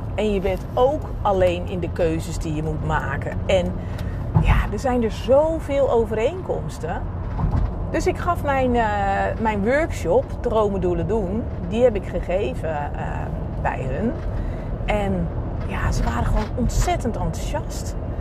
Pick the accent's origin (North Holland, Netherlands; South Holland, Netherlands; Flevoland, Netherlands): South Holland, Netherlands; Reeuwijk; ik kom uit Nederland en, eh, bij- uit Reewijk, vlakbij Gouda